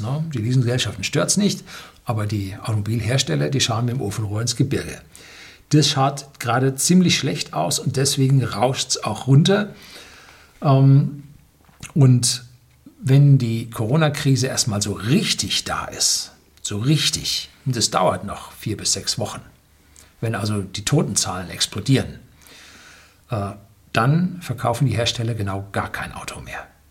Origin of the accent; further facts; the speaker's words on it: Germany; hier bei uns in Deutschland